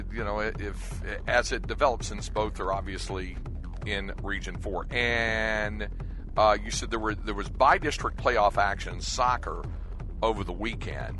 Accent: Greensboro, North Carolina, United States; my hometown, Greensboro

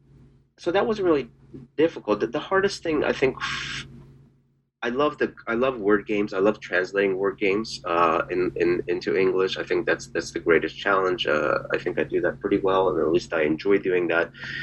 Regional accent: Philadelphia, Pennsylvania, United States; And I grew up born in Philadelphia, so that was not part of my world until very recently.

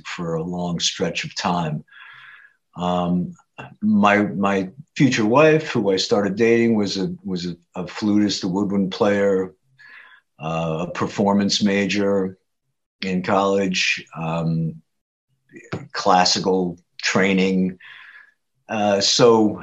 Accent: Haledon, New Jersey, United States; In Hailden, New Jersey. This is a, you know, I'd say a blue collar community verging on suburb now, outside of Paterson, New Jersey

